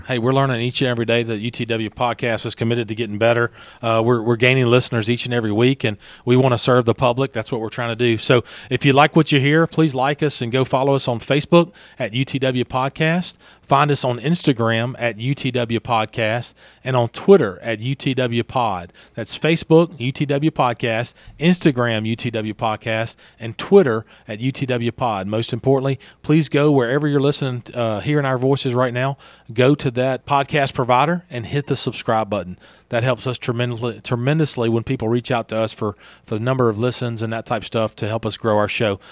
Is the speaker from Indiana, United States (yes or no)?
no; Louisiana, United States; I'm from Louisiana.